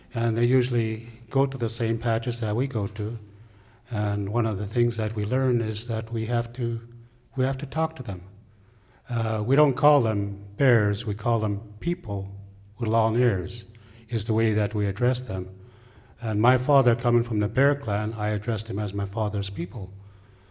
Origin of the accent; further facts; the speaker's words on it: Yakutat, Alaska, United States; also born or lived in Juneau, Alaska; that's where I grew up, and that's where my mother comes from there